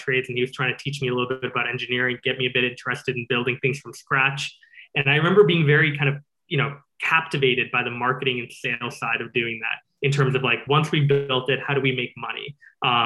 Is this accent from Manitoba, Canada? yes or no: no; Calgary, Alberta, Canada; first language English; also born or lived in Singapore / New York; I grew up in Singapore and Calgary. So those are the two places I mainly spent my childhood. From 0 to 8, I was in Singapore